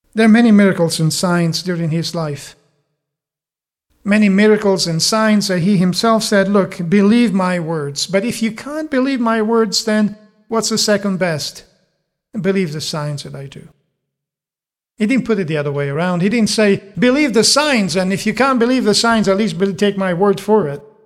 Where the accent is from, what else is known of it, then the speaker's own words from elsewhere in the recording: Italy; moved away; I'm, I'm from Italy and over there, at least in the area I grew up